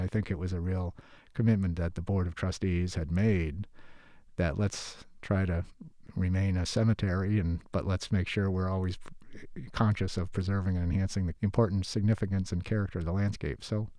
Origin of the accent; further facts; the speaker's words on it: Connecticut, United States; But my background prior to that was I grew up in Connecticut in a garden center nursery family, and my dad was a landscape architect